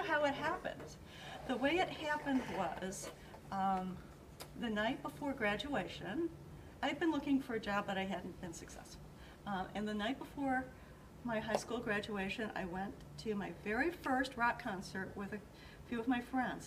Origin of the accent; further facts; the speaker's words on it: Aurora, Illinois, United States; I was born in a hospital that isn't even a hospital anymore. Yeah, I've been here too long.